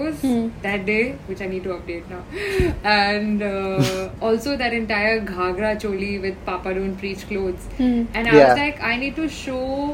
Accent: Dehradun, Uttarakhand, India; moved away; I come from Dehradun. We don't know what the internet was till I was in 11th grade

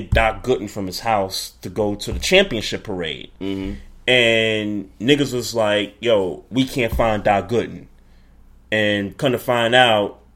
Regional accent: New York City, New York, United States; Sure, but I mean, what uh, you know, I, I grew up in New York

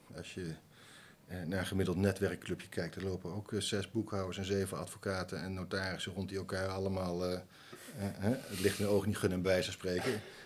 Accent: Nijmegen, Gelderland, Netherlands; Ik ben niet geboren in Nijmegen, maar eh, wel getogen

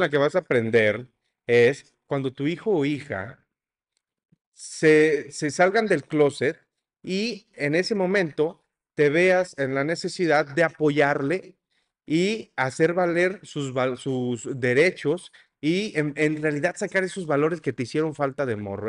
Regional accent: Mexico; siendo mexicano

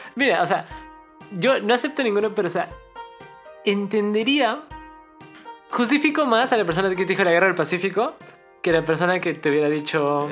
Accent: Cusco, Peru; nosotros somos de Cusco

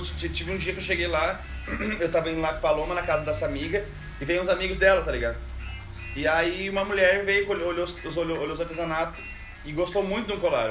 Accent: Caxias do Sul, Rio Grande do Sul, Brazil; moved away as an adult; E eu sou de Caxias do Sul, natural de lá e vim de lá com saí de lá com 21 anos para fazer artesanato e viajar

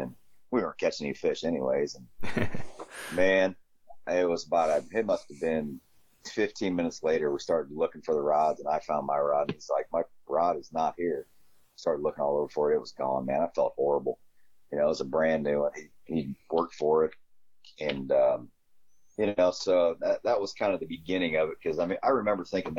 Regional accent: Glasford, Illinois, United States; also born or lived in Mapleton, Illinois / Kingston Mines, Illinois; I'm from Illinois. I'm from a little town called Glassford, Illinois. Glassford, Mapleton, Kingston Mines. I'm actually from all three

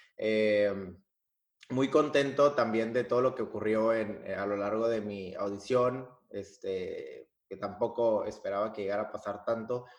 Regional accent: Piedras Negras, Coahuila, Mexico; moved away as an adult; now in Germany; vengo de Piedras Negras, Coahuila, la ciudad del Nacho

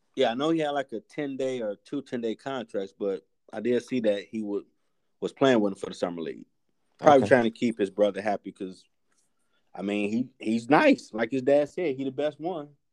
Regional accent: United States; we're American

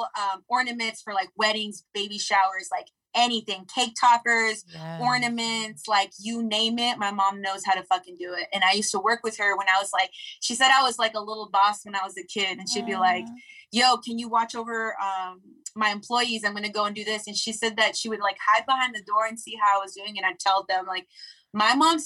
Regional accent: Los Angeles, California, United States; also born or lived in Crenshaw / Inglewood; I grew up

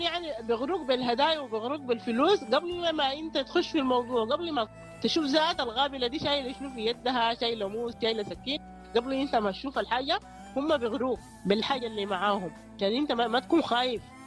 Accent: Sudan; عندنا في السودان

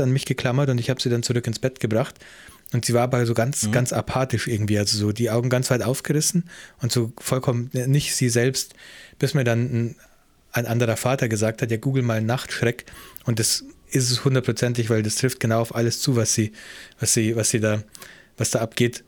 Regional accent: Germany; now in New Zealand; ich bin ja auch Deutscher in Neuseeland.

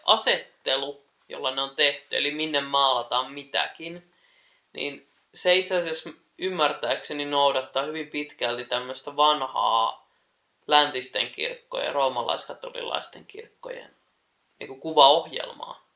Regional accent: Keuruu, Central Finland, Finland; oma kotipaikkakuntani, eli Keurulla

